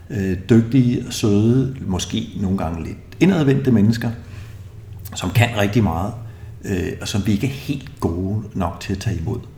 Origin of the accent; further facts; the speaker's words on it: Capital Region of Denmark, Denmark; Jeg, jeg er fra Vestegnen, jeg tror også, han er fra et miljø, hvor man, øh, man godt må bande.